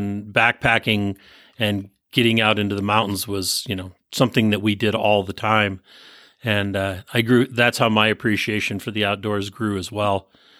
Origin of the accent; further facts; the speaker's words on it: San Bruno, California, United States; I grew up in the San Francisco Bay Area, San Bruno, across the bay from where you are at.